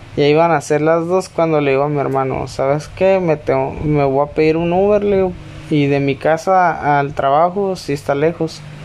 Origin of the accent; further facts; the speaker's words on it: Tijuana, Baja California, Mexico; Yo soy de Tijuana, California